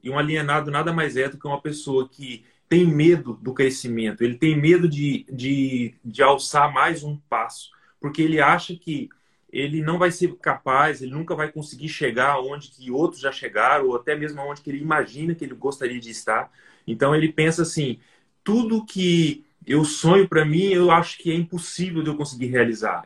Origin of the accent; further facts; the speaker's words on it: Volta Redonda, Rio de Janeiro, Brazil; moved away; also born or lived in Mato Grosso do Sul; eu nasci no, no Mato Grosso do Sul, sabe? Mas só que quando eu, quando eu tinha dois, três anos Só de idade, meu pai mudou para meu pai mudou para o Rio de Janeiro. Então, eu vivi no Rio de Janeiro durante uns 10, 12 anos da minha vida.